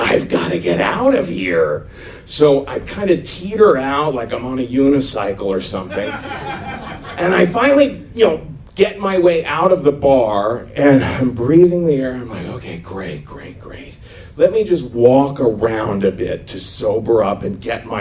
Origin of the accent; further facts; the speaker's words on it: Cincinnati, Ohio, United States; moved away as an adult; now in New York City, United States; I was 18, and I grew up in Cincinnati, Ohio